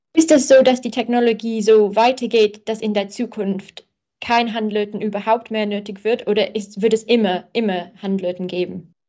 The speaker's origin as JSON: {"language": "German", "region": "England", "country": "United Kingdom", "second_language": "German", "said": "bin ich Engländerin"}